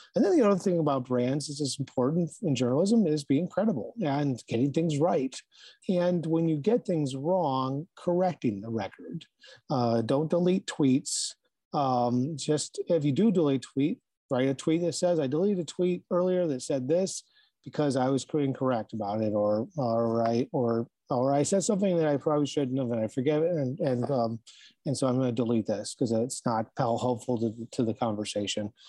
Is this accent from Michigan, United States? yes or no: yes; Ann Arbor, Michigan, United States; moved away as an adult; also born or lived in Springfield / Wilmington, Delaware; came back to Michigan, uh, where I grew up in the Ann Arbor area